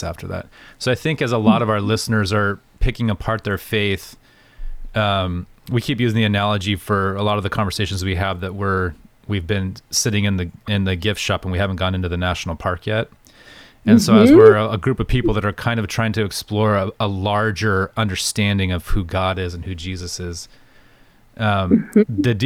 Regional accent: United States; we have as American Christians

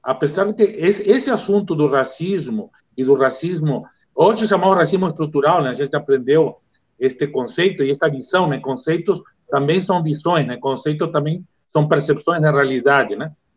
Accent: Uruguay; now in Brazil; eu sou uruguaio

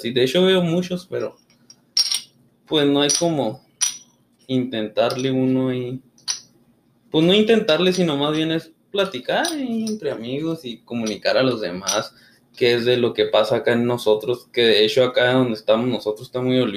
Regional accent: Chihuahua, Mexico; De hecho, dijimos Ascensión Juárez, pero somos de Chihuahua.

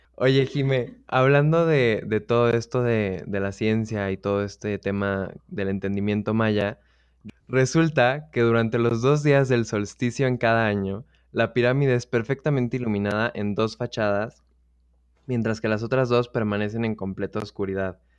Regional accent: Mexico City, Mexico; soy de la Ciudad de México

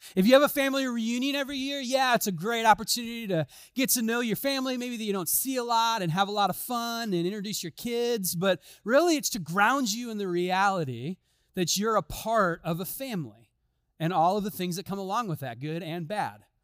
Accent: Chicago, Illinois, United States; moved away; I'm from Chicago

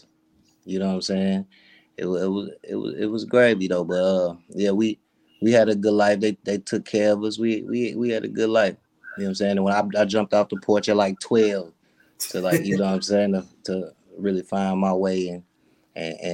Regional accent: Nashville, Tennessee, United States; moved away as an adult; now in Atlanta, United States; I grew up out that way. It's a little bit outside of Nashville

